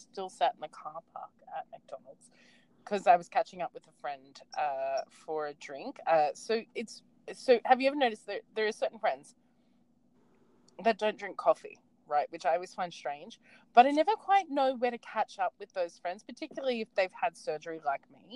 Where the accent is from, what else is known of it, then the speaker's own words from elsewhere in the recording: Australia; I'm very proud to come from a country that fights for what they believe is right